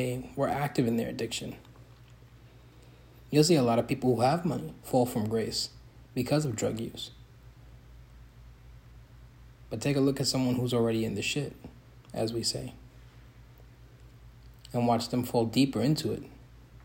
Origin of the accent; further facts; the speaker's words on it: New York City, New York, United States; I was born in the South Bronx in the 1990s